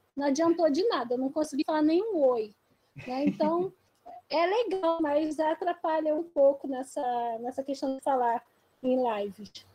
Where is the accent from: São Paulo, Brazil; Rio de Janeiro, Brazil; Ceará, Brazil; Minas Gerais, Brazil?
Rio de Janeiro, Brazil; Baixada Fluminense; also born or lived in Esperança, Paraíba / Lagoa do Mato, Paraíba; Eu nasci em Esperança, Paraíba, mas eu cresci em Lagoa do Mato, então não nasci em aldeia, mas eu faço parte do Cariri, né, da, de Esperança, minha avó, minha bisa, minha mãe. E hoje eu cresci lá, mas vim para o Rio de Janeiro. Né? Então, vim para o Rio de Janeiro com quase oito anos é, e fiquei aqui na Baixada Fluminense